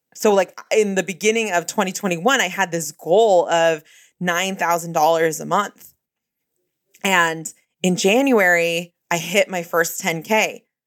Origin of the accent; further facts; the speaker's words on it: Bay Area, California, United States; I'm from the Bay Area